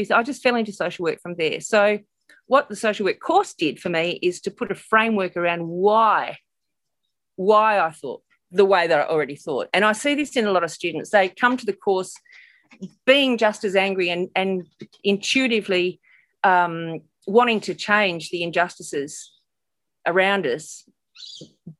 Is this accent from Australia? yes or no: yes; Perth, Western Australia, Australia; I hail from Perth, Western Australia